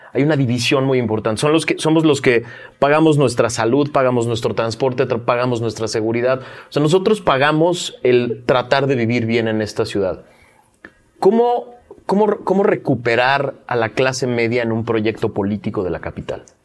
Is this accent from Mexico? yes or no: yes; Mexico City, Mexico; yo ya me había acostumbrado como chilango